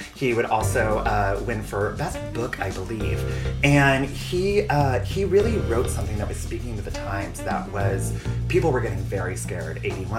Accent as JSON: {"language": "English", "region": "California", "country": "United States", "tie": "born or raised there", "said": "in my gay little youth growing up in California."}